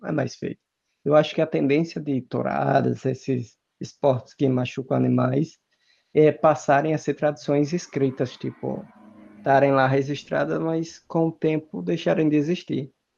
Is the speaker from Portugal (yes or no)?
no; Brazil; no Brasil a gente fala se machuca